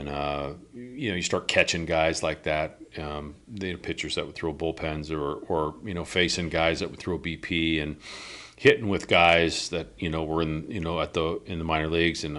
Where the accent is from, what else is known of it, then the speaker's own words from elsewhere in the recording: Bellevue, Washington, United States; also born or lived in Cincinnati, Ohio / Northern Virginia / Vancouver; we moved out to the Seattle area in Bellevue in 72, and that's where I grew up. Those are my growing up years.